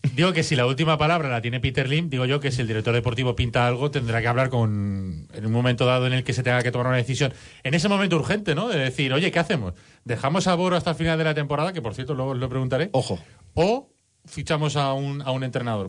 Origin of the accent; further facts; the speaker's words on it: Valencia, Valencian Community, Spain; somos los valencianos